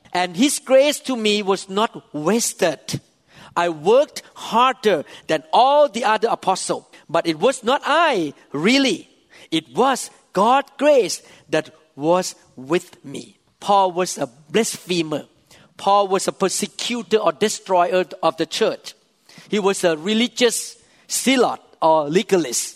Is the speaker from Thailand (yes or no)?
yes; Thailand; English is a second language; I was born in Thailand, a devout Buddhist, playing with demons when I was young